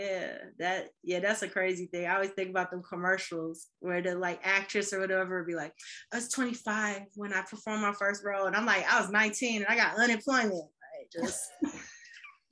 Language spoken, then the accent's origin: English; Chicago, Illinois, United States; moved away as an adult; also born or lived in Boston